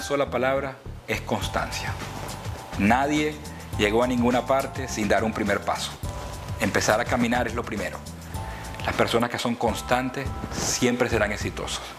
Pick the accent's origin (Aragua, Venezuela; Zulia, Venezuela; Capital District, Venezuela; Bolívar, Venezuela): Bolívar, Venezuela; Puerto Ordaz; moved away as an adult; also born or lived in Maturín, Venezuela / Greensboro, North Carolina, United States; now in United States; Nací en un pueblo del el sureste de Venezuela llamado Maturín, pero me criaron al sur de Venezuela, en Puerto Ordaz.